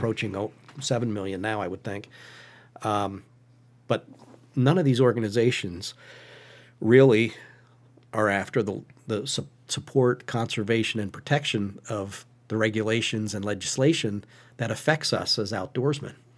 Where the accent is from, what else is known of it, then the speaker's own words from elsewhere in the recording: Western Schuylkill County, Pennsylvania, United States; Western Schuylkill County